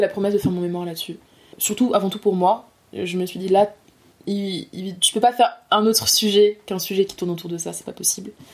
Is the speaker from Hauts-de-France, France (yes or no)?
yes; Nord-Pas-de-Calais, Hauts-de-France, France; also born or lived in Les Abymes, Guadeloupe; je viens du nord de la France, du nord-pas-de-Calais